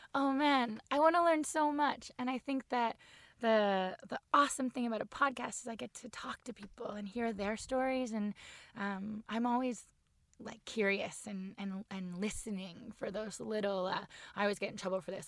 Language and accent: English; Barrie, Ontario, Canada; moved away; I grew up on the water in Barrie